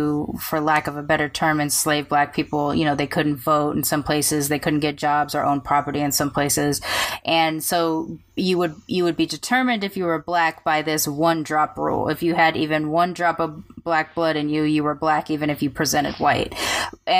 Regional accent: United States; accent: American; they can hear my accent that I'm American

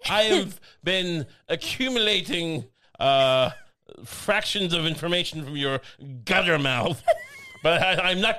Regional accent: near Belmont Park, near Babylon, New York, United States; I grew up right near Belmont Park.

